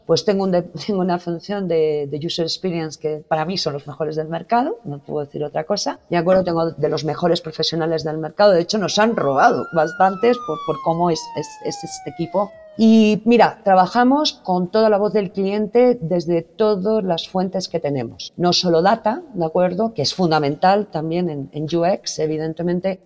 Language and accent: Spanish; Spain; accent: Spanish (Spain); moved away as an adult; now in Mexico; No he cambiado mi acento español